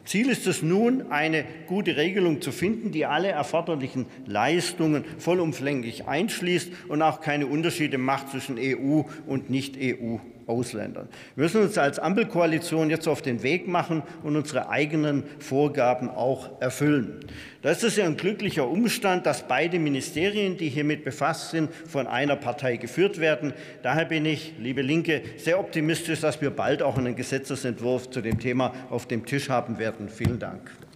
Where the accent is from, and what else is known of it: Vorderpfalz, Rhineland-Palatinate, Germany; born or raised there